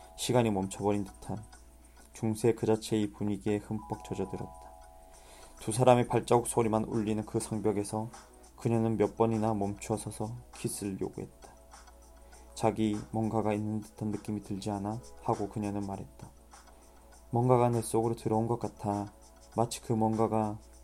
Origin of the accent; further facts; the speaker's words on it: Masan, South Gyeongsang, South Korea; 제 고향인 마산에서